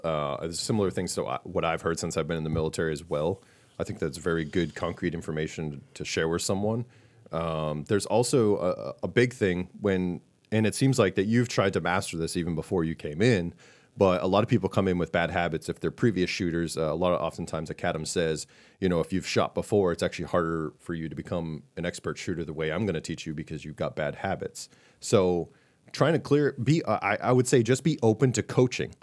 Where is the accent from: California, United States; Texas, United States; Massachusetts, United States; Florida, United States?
Massachusetts, United States; I come from Massachusetts